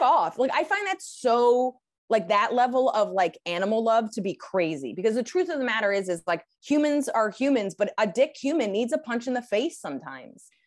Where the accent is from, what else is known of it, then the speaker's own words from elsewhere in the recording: United States; as an American